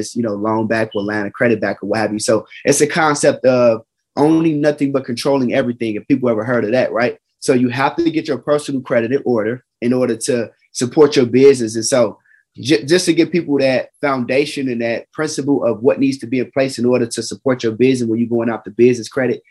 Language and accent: English; Chicago, Illinois, United States; I'm from Chicago